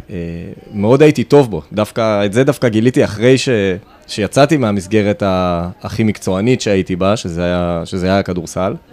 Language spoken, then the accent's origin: Hebrew; Kfar Saba, Central District, Israel; אז אה, אני גדלתי פה, בכפר סבא.